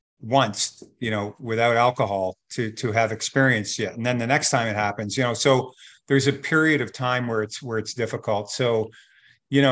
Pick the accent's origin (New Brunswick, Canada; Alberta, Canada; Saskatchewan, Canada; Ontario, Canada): Ontario, Canada; Burlington; we're from Burlington